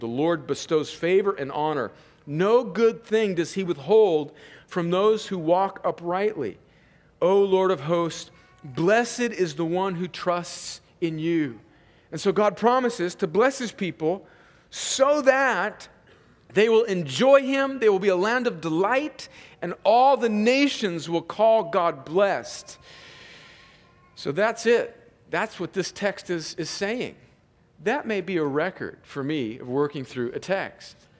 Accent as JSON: {"language": "English", "region": "Southern California", "country": "United States", "tie": "born or raised there", "said": "I grew up in a in Southern California where there was just crops everywhere"}